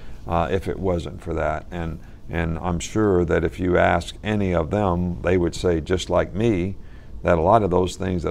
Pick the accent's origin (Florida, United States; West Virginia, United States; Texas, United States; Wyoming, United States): West Virginia, United States; my dad actually started Pop Warner football in our area in West Virginia